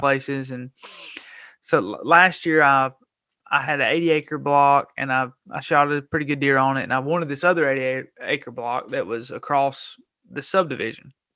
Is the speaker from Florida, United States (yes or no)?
no; Gadsden, Alabama, United States; I was born and raised in Gadsden, Alabama